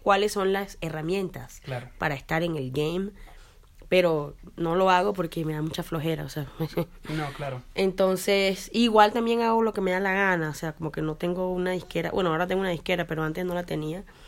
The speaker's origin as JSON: {"language": "Spanish", "country": "Colombia", "moved": "as an adult", "lives_now": "Canada", "said": "Soy colombiana, pero no vivo en Sudamérica."}